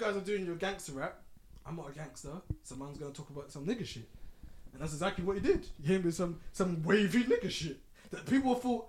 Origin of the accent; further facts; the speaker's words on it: England, United Kingdom; We're English